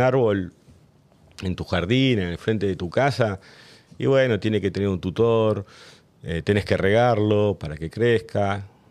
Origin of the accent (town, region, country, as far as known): Río Gallegos, Santa Cruz, Argentina; born or raised there